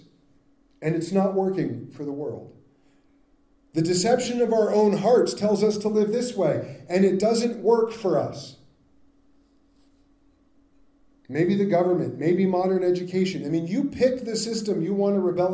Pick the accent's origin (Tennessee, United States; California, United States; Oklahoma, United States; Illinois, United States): California, United States; I grew up in California